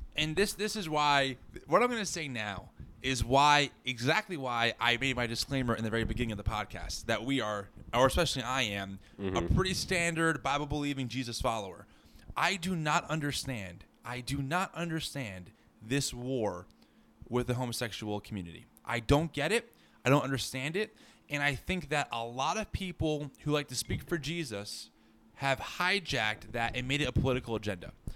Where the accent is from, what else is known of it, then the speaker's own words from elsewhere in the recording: New Jersey, United States; I grew up in New Jersey, along with Jordan, in a pretty traditional Christian worldview